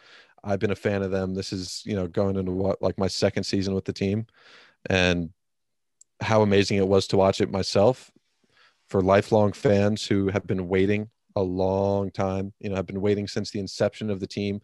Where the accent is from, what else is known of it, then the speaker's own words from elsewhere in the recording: San Diego, California, United States; being a San Diego Padre fan as a kid, growing up in San Diego, in the area